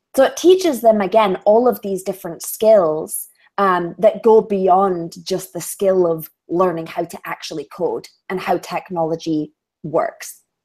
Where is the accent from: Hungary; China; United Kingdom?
United Kingdom; Edinburgh, Scotland; accent: Scottish; I was born in Scotland, raised in Scotland